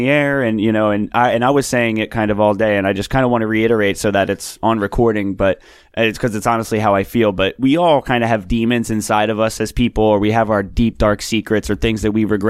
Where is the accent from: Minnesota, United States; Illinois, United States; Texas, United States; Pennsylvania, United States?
Pennsylvania, United States; Philadelphia; When I was growing up in Philly